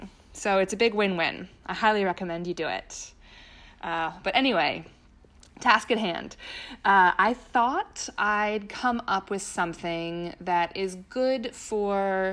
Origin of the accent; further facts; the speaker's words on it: Pennsylvania, United States; my home state, Pennsylvania